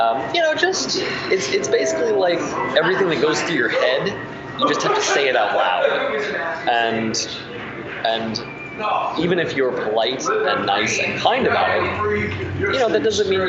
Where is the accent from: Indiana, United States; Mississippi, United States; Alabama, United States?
Indiana, United States; moved away; I'm from Indiana